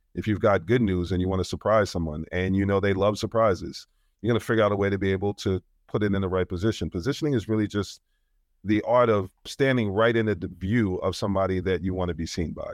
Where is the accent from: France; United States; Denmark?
United States; New York; I'm from New York